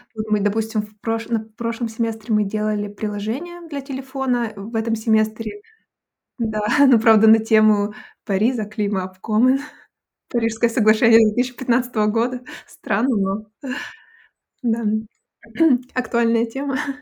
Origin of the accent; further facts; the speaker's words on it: Abakan, Khakassia, Russia; moved away as an adult; also born or lived in Saint Petersburg; now in Hanover, Germany; сама из России, из небольшого города, я сейчас скажу, но я всегда предупреждаю, вы, наверное, не знаете о таком городе, город Абакан